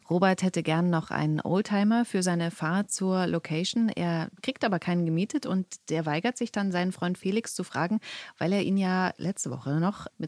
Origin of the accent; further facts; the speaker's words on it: Potsdam, Brandenburg, Germany; So, ich komme aus Potsdam.